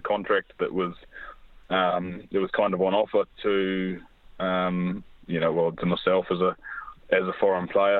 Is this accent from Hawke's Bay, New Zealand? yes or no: no; Whangarei, Northland, New Zealand; moved away as an adult; also born or lived in Auckland; I'm initially from Whangarei. It's the province of Northland, about 2.5 hours north of Auckland.